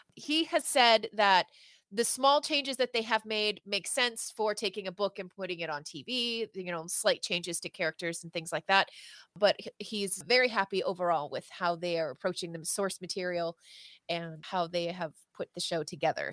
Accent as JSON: {"language": "English", "region": "the Maritimes", "country": "Canada", "said": "from the Maritimes uh, in Canada, which is like the East Coast, so Nova Scotia, New Brunswick, Prince Edward Island."}